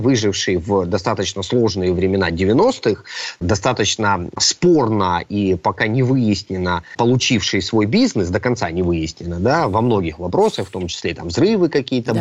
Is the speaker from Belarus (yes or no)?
no; Crimea, Ukraine; я как крымчанин